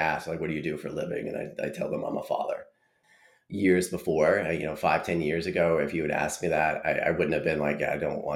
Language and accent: English; East Rutherford, New Jersey, United States; now in North Carolina, United States; I was born in East Rutherford, which is home to Giant Stadium